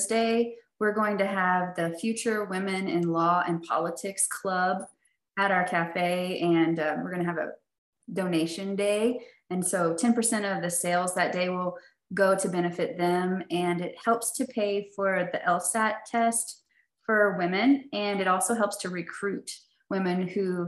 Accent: Dallas, Texas, United States; also born or lived in Poplar Bluff, Missouri; now in Fayetteville, United States; I grew up in Dallas

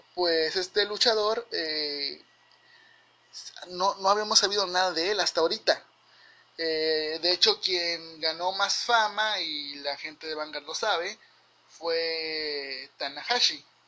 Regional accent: Mexico; yo como mexicano

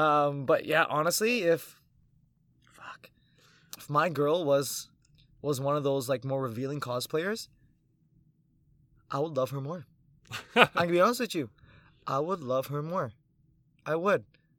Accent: Philippines; I'm 5'7", I'm Filipino.

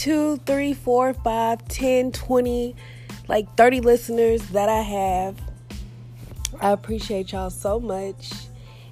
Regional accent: Texas, United States; I'm from Texas, like born and raised

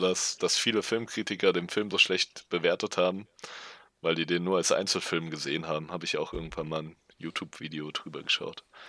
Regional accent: Darmstadt, Hesse, Germany; now in Marburg, Germany; Ich bin auch in Darmstadt aufgewachsen

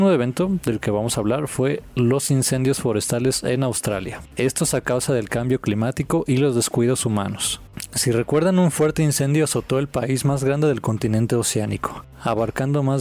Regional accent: Mexico; como somos los mexicanos

